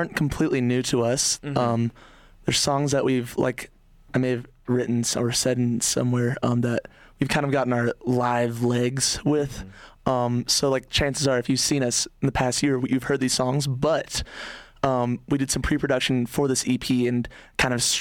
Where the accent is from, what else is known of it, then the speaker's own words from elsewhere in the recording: Fort Collins, Colorado, United States; We're from Fort Collins